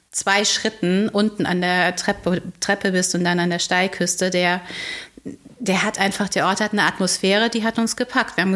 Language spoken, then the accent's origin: German; Heidelberg, Baden-Württemberg, Germany; Also ich bin in Heidelberg oder in der Nähe von Heidelberg zur Schule gegangen.